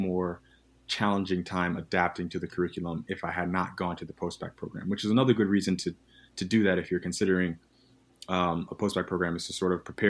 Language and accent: English; the South, United States; I grew up in the South.